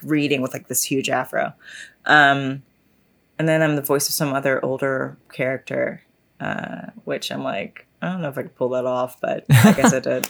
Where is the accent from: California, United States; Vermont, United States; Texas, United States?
Texas, United States; I'm from Texas